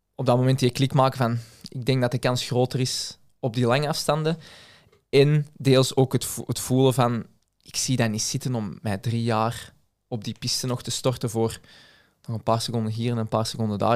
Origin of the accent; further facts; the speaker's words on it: Belgium; als Belg